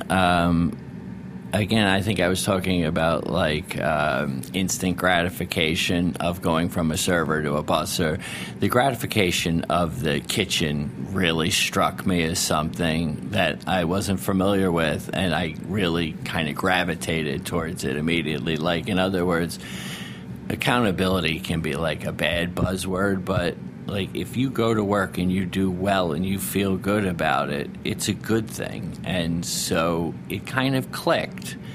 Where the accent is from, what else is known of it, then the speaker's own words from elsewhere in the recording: Narragansett, Rhode Island, United States; Uh, and when I grew up in Rhode Island, um, I grew up in a little town called Narragansett, Rhode Island, and Point Judith is in Narragansett, and that's the fishing port of Rhode Island.